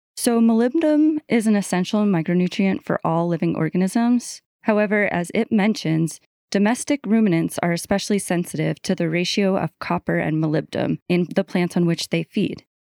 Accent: New York, United States; moved away; I was raised in New York, right next to New Jersey

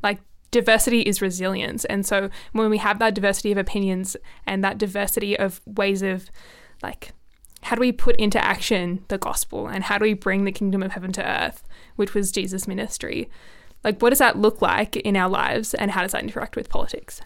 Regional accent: Canberra, Australian Capital Territory, Australia; I think like it's my hometown. I've got a big love for Canberra

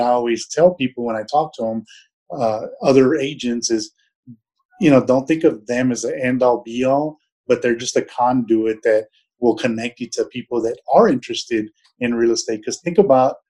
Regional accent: San Antonio, Texas, United States; moved away as an adult; also born or lived in Germany / Europe / Middle East / Southeast United States; I was born and raised in San Antonio, actually in the South Side

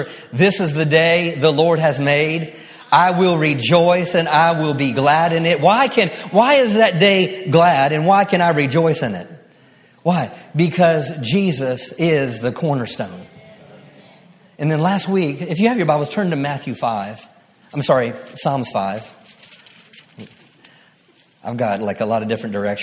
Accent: Maryland, United States; I grew up in Maryland

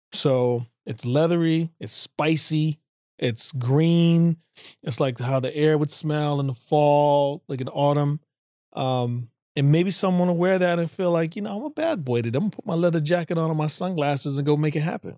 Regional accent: United States; being American and African American

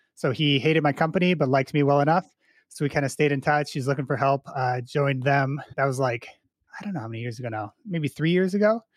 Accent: Chicago, Illinois, United States; I grew up in the Chicago suburbs here

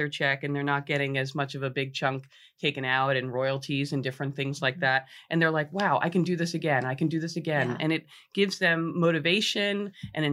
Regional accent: Monmouth Beach, New Jersey, United States; growing up in Monmouth Beach, my mother wrote the first book on the town

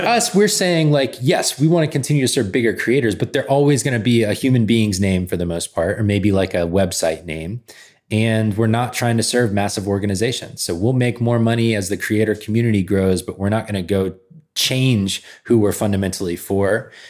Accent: Georgia, United States; moved away as an adult; I grew up in Georgia

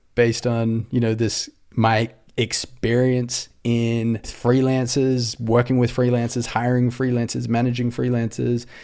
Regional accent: Australia; accent: Aussie; moved away as an adult; also born or lived in Sydney, Australia; now in Los Angeles, United States; I'm an Aussie

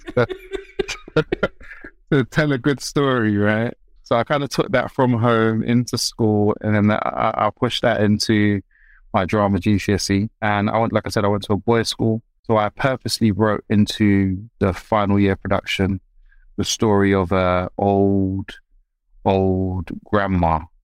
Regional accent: London, United Kingdom; I was raised in South London.

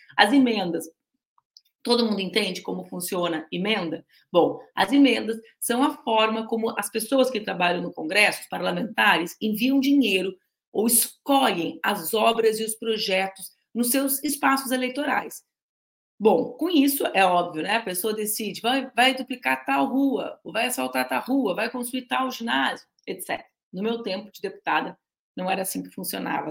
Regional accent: Porto Alegre, Rio Grande do Sul, Brazil; eu sou porto-alegrense

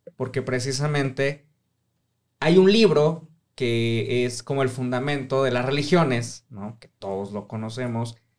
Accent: Mexico City, Mexico; soy de Ciudad de México

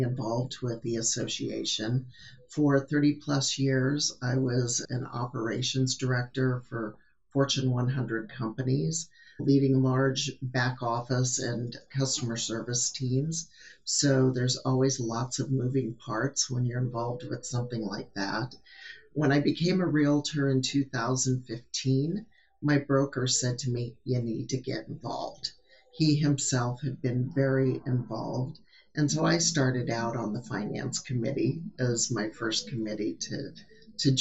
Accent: Southeast Nebraska, United States; moved away as an adult; I'm originally from Southeast Nebraska, so it's good to be back home.

